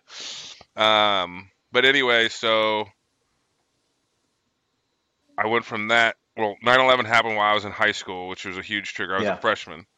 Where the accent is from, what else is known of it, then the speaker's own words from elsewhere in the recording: Cincinnati, Ohio, United States; also born or lived in Lancaster, California; But 9 months later, I moved to Cincinnati